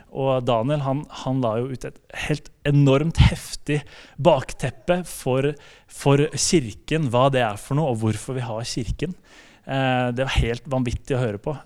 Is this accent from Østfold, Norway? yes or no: no; Slemmestad, Akershus, Norway; also born or lived in Spikkestad / Bergen; jeg kommer fra Spikkestad. Eh, det er, eller egentlig Slemmestad kommer jeg fra. Eh, det er på Østlandet